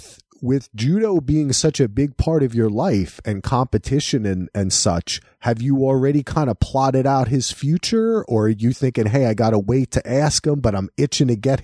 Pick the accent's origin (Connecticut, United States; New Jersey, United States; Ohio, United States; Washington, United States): New Jersey, United States; also born or lived in New York; since I moved away from New York, growing up in Jersey